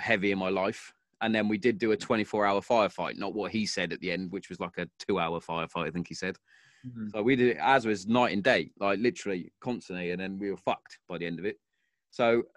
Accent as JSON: {"language": "English", "town": "Hereford", "region": "West Midlands", "country": "United Kingdom", "said": "I'm originally from Hereford, because that's where we moved"}